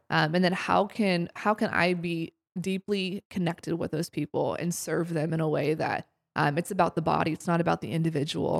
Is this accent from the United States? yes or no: yes; Columbus, Ohio, United States; moved away as an adult; also born or lived in Springfield, Missouri; now in Seattle, United States; I'm originally from Columbus, Ohio. I grew up there my whole life.